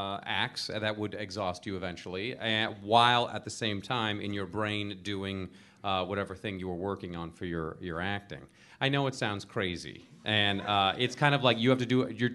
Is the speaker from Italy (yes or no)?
yes; Rome, Lazio, Italy; born there; No, I'm not Italian. But I was born in Rome, thank you.